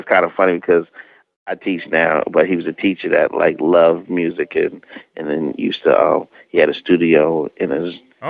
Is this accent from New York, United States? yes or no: no; Harrisburg, Pennsylvania, United States; Or I was in Lancaster and I said I was from Harrisburg